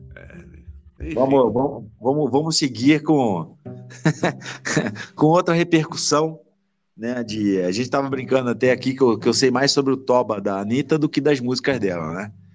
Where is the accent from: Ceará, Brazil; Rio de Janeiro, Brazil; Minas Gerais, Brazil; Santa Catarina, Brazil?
Rio de Janeiro, Brazil; Petrópolis; Eu sou, sou de Petrópolis